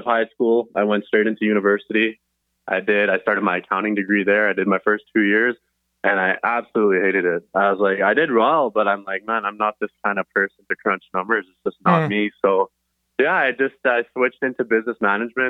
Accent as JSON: {"language": "English", "town": "Surrey", "region": "British Columbia", "country": "Canada", "tie": "born or raised there", "said": "Born and raised in Surrey"}